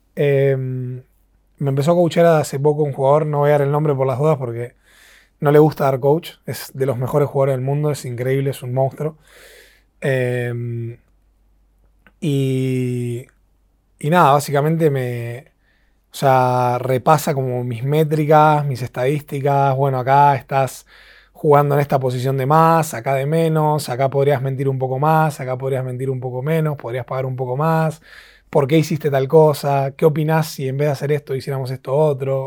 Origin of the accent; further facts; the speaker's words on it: Argentina; soy el, segundo argentino en la historia